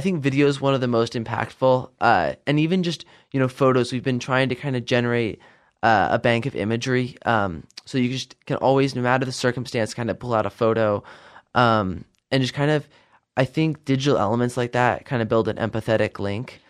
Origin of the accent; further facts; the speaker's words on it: Idaho, United States; also born or lived in Virginia; I was not born in Idaho, but I would definitely say I grew up here. Uh, I was born back in Virginia, uh, moved here in two thousand one, and I spent most of my life here since then.